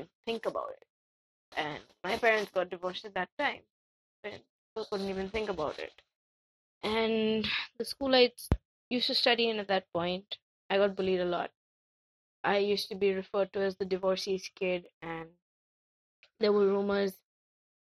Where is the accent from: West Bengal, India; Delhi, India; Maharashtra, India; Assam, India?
West Bengal, India; Kolkata; I'm an Indian from Calcutta.